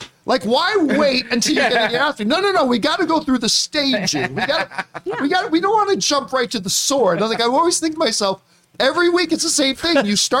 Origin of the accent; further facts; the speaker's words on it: Hamilton, Ontario, Canada; when I was a kid in our neighborhood, growing up on Carson Drive in Hamilton, Ontario